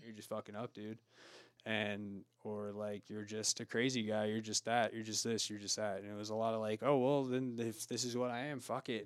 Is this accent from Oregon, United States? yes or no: yes; Oregon, United States; now in Truckee, United States; I was born in Oregon